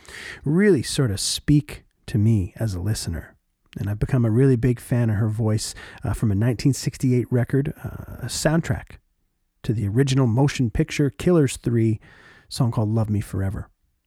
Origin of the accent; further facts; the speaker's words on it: Oshawa, Ontario, Canada; my hometown of Oshawa, Ontario